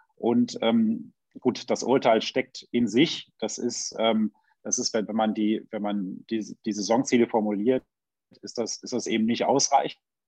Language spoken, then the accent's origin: German; Düsseldorf, North Rhine-Westphalia, Germany; ich komme aus Düsseldorf